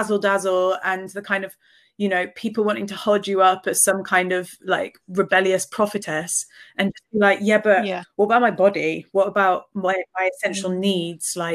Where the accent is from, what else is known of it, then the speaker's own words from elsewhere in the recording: Reading, South East England, United Kingdom; I grew up in Reading